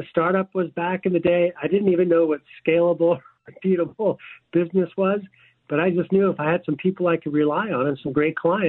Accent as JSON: {"language": "English", "town": "Edmonton", "region": "Alberta", "country": "Canada", "tie": "born or raised there", "also_born_or_lived": "San Diego", "moved": "yes", "lives_now": "Scottsdale, United States", "said": "As a kid growing up in Edmonton, Alberta, Canada"}